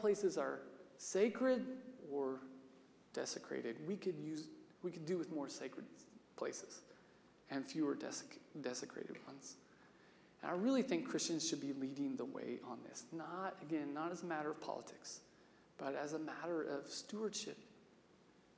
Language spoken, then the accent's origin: English; Salina, Kansas, United States; I grew up in Salina with Wes Jackson in the conservation center he built there